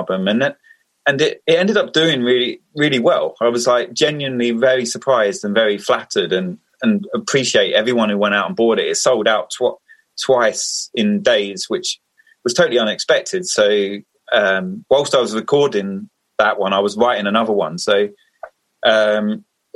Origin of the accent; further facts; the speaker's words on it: Essex, East of England, United Kingdom; moved away as an adult; now in Bristol, United Kingdom; I grew up in Essex, moved to Bristol 4 or 5 years ago.